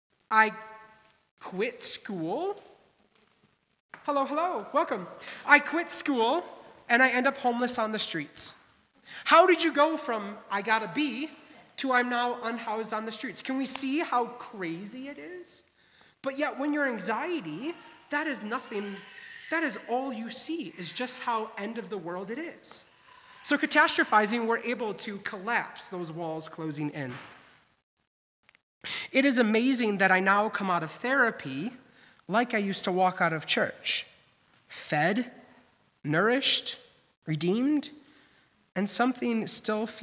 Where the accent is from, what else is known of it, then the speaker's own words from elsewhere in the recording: Midwest, United States; also born or lived in Boston; growing up in the Midwest, you prized to send your kid to a private Lutheran college. My parents did it